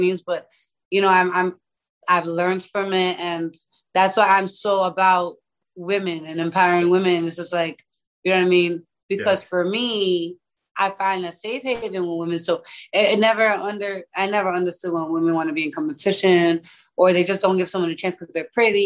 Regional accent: New York City, New York, United States; I'm from the Bronx

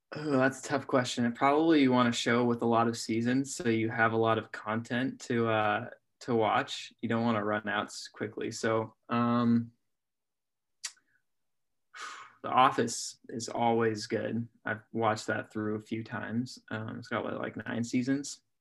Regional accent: Oregon, United States; I'm from Oregon

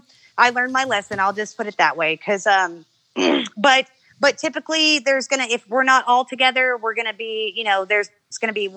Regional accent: Beebe, Arkansas, United States; I am from Arkansas.

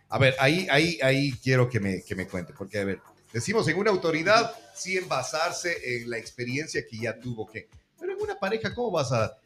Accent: Ecuador; así somos los ecuatorianos

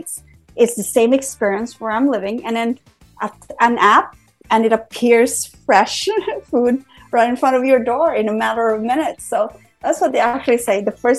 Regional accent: San Francisco, California, United States; I'm from San Francisco, but if I'm in Bangkok

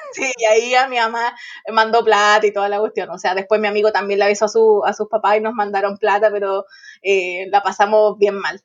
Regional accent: Santiago, Santiago Metropolitan Region, Chile; somos de Santiago y estamos en La Serena

